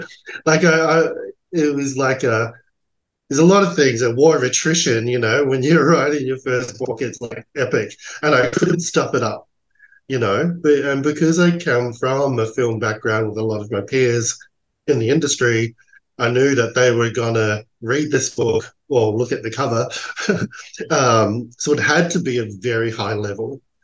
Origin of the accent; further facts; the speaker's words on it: Australia; Because I grew up in Australia, I didn't know the culture at all, besides what we see in tourism ads.